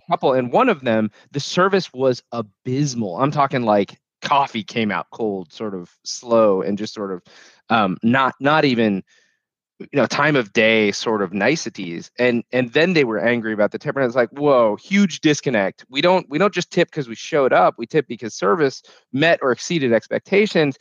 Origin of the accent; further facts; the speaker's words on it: United States; knew you were American, which, let's be fair, we stood out like a sore thumb